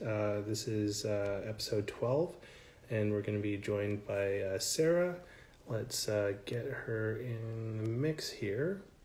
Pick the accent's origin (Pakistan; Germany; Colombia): Colombia; moved away as an adult; now in Toronto, Canada; Yeah, so I'm originally from Colombia, and I moved to Toronto for work in 2017.